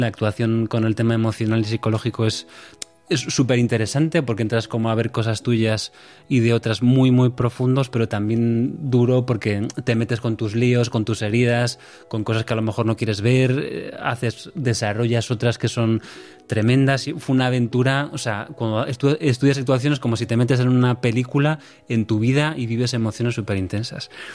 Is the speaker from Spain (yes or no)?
yes; Santiago de Compostela, Galicia, Spain; also born or lived in Madrid; soy de Santiago, mi padre es del sur de Italia